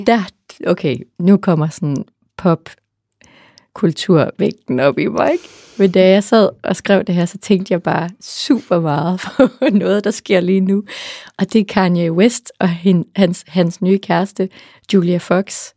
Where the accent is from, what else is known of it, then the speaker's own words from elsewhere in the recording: Central Jutland, Central Denmark Region, Denmark; now in Copenhagen, Denmark; jeg er selv fra Midtjylland